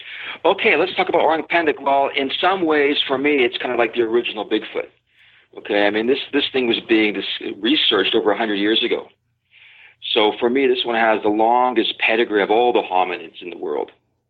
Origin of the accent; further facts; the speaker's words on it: Pacific Northwest, United States; Well, the thing is, I'm from the Pacific Northwest, so my interpretation of remote is a little bit different.